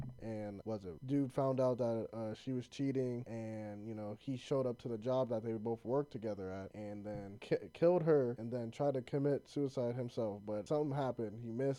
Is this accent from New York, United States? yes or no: no; Columbus, Ohio, United States; we're from Columbus.